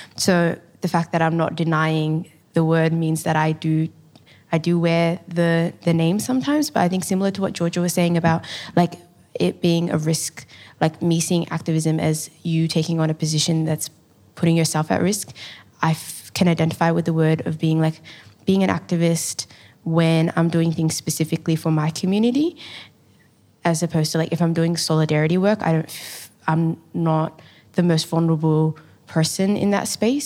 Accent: Melbourne, Victoria, Australia; I grew up in, um, the Carlton Housing Estate in a beautiful East African community, and I'm a proud Somali woman

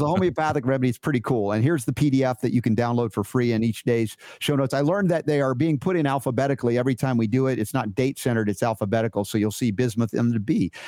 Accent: United States; growing up in America

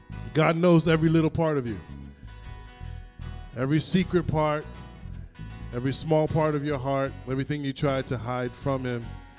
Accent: Connecticut, United States; I was born in Connecticut, I grew up with Jamaicans

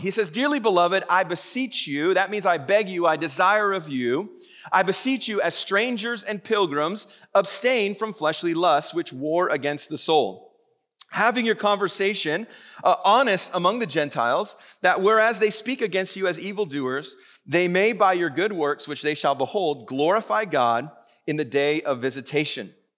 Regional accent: Vancouver, British Columbia, Canada; I've born and raised in Vancouver

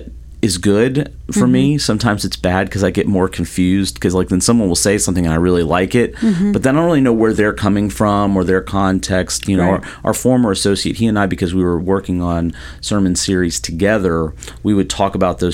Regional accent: the South, United States; now in Florida, United States; I'm from the South

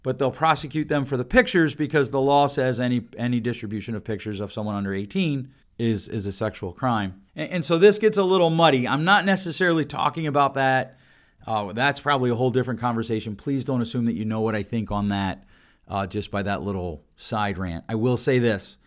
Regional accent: Grand Rapids, Michigan, United States; here in my hometown of Grand Rapids, Michigan

